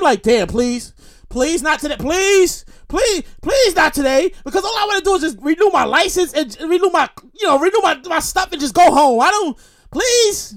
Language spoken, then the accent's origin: English; New York City, New York, United States; also born or lived in Queens, New York; I'm born and raised in Brooklyn. Born and raised Brooklyn, New York. All my life. I currently live in Queens